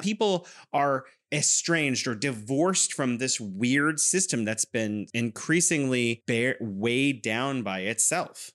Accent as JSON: {"language": "English", "region": "California", "country": "United States", "moved": "yes", "lives_now": "Wuhan, China"}